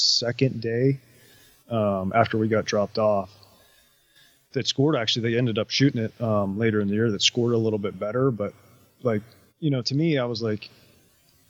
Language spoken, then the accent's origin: English; East Coast, United States; growing up on the East Coast